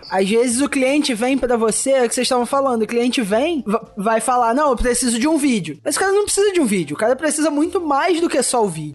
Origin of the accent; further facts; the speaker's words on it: Maricá, Rio de Janeiro, Brazil; Eu sou de Maricá, é, tipo, perto do Rio